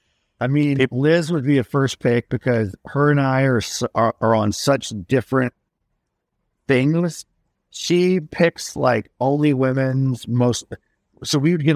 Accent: Kentucky, United States; moved away; I grew up in Kentucky

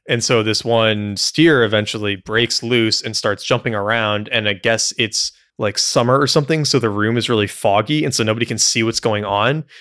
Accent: United States; as an American

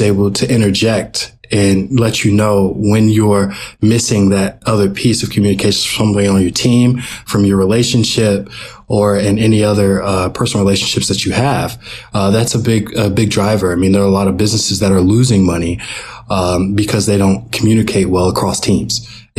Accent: Georgia, United States; We're both from Georgia and attended the same middle school

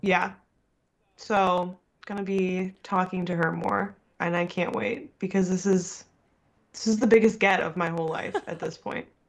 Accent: United States; we're from America

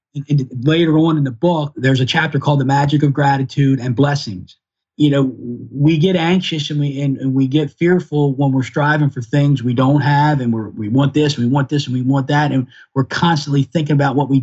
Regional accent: Baltimore, Maryland, United States; I grew up in Northeast Baltimore City

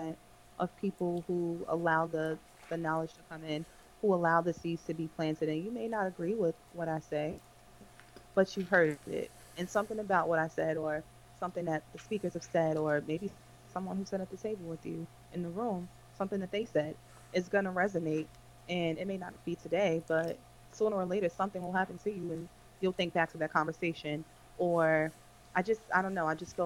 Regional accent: New Jersey, United States; I was in Jersey my whole life

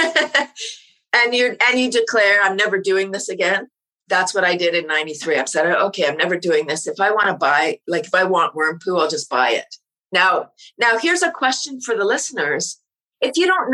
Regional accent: Toronto, Ontario, Canada; I moved out of Toronto. I'm from Toronto, up to a small town

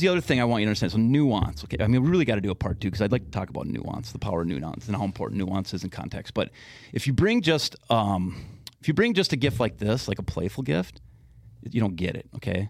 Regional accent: West Metro, Minnesota, United States; also born or lived in Madison, Wisconsin / Los Angeles, California; now in Blaine, United States; I grew up in the West Metro

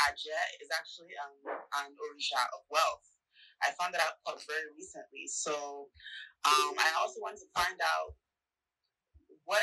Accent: Ibadan, Oyo, Nigeria; growing up in Nigeria and Ibadan

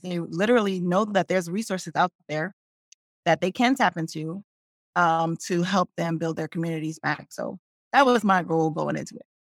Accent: Newark, New Jersey, United States; also born or lived in Brooklyn, New York; I grew up in Newark

